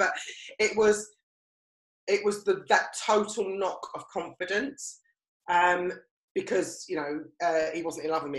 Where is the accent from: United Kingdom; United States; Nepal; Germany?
United Kingdom; East of England; And actually, because I came from Essex, I almost kind of stifled what I was. I kind of put on a posher voice.